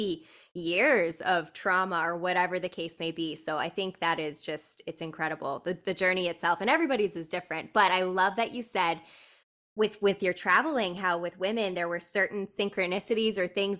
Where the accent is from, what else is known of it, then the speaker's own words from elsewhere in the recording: New Brunswick, Canada; moved away as an adult; I'm from New Brunswick originally, so I've only moved here